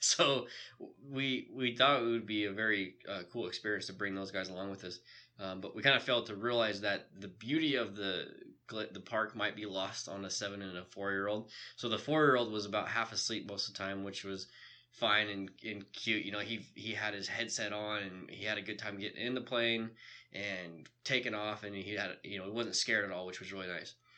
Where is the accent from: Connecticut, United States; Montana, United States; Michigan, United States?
Montana, United States; Bitterroot Valley; So that's also my hometown ski resort that I ski hill. Yeah. That I grew up on.